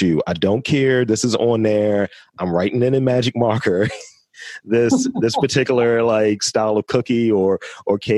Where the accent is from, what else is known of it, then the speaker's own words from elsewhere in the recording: Baltimore, Maryland, United States; I'm straight from Baltimore as well. Always been here